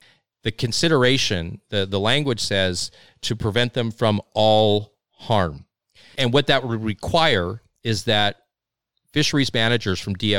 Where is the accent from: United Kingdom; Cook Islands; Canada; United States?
Canada; Saskatchewan; I mean, and I'm in from Saskatchewan. Like, we got, hundreds of thousands of white-tailed deer.